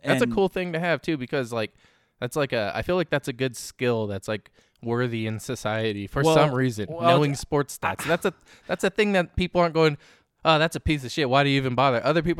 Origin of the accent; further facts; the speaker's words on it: California, United States; I grew up in the Bay Area.